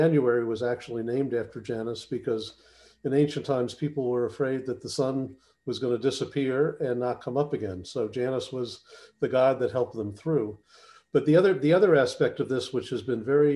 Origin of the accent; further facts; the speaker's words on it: New Jersey, United States; my home state of New Jersey